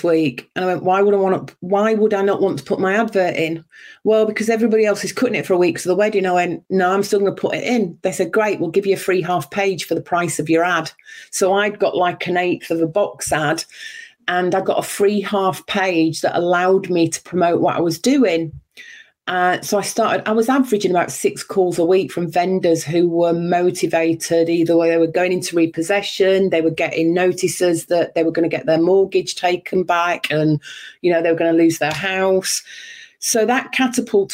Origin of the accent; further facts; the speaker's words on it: Yorkshire and the Humber, United Kingdom; moved away as an adult; also born or lived in Berkshire; I was born in Yorkshire, and at the age of 19, just shy of 20, I moved down south to get a job